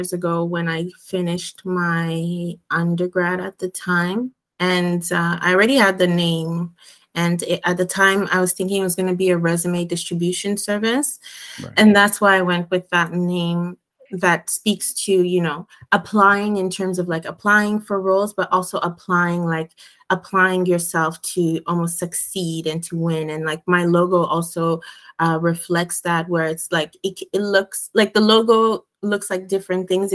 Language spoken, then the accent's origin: English; Montreal, Quebec, Canada; I grew up in Montreal. So, and my parents are originally from Ghana, although I was born here